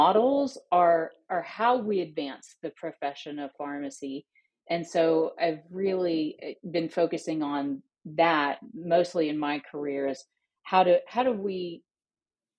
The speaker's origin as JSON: {"language": "English", "region": "Northeast Arkansas", "country": "United States", "tie": "born or raised there", "said": "I live now in my hometown in Northeast Arkansas"}